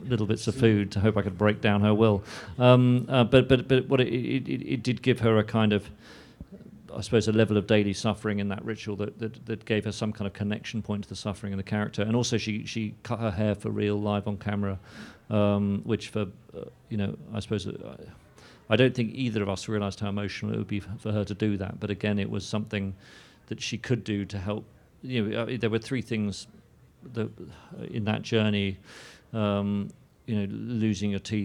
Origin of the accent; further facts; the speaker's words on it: London, United Kingdom; growing up in London